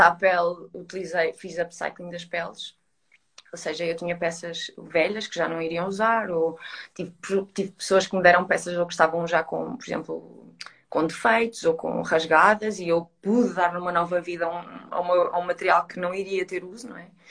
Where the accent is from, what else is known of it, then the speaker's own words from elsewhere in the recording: Coimbra, Centro, Portugal; now in Lisbon, Portugal; eu estou em Lisboa e eu sou de Coimbra, ou seja, não estou com a minha família